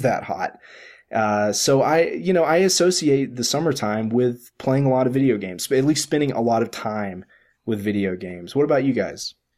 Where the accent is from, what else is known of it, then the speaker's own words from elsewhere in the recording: the South, United States; I grew up in the South where it's friggin' hot in the summer